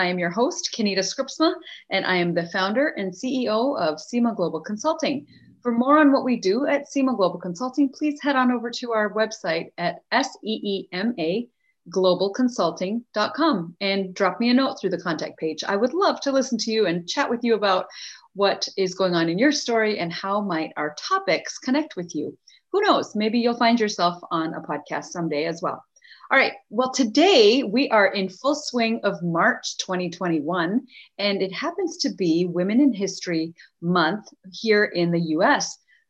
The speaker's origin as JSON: {"language": "English", "country": "India", "said": "And so as her and I together achieve our goals as Indian women, we have the privilege of investing in the history of other young Indian girls and women that are growing up there today and around the world."}